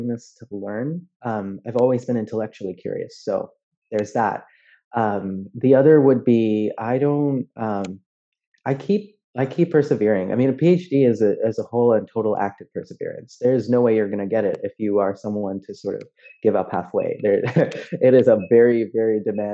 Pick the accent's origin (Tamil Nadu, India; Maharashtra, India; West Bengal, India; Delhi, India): Delhi, India; moved away as an adult; now in United States; I grew up in Delhi. I was born in Delhi.